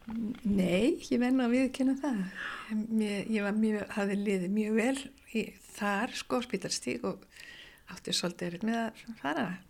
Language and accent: Icelandic; Reykjavík, Capital Region, Iceland; Ég er nú bara allstaðar úr Reykjavík. Ég er búið bara um alla Reykjavík þegar ég var bat sko og mitt, já, mínu uppeldi.